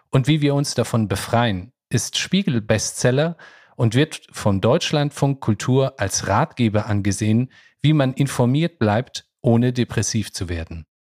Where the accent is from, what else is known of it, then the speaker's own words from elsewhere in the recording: Kabul, Afghanistan; born there; Mit 27 Jahren zog Ronja in meine Geburtsstadt, Kabul, um dort als Reporterin über den Alltag der Menschen zu berichten.